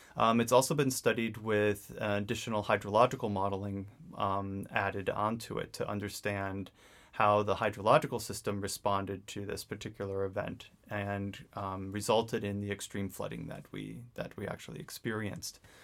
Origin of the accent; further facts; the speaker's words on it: New England, United States; I grew up in New England, um, in very much an outdoors-oriented family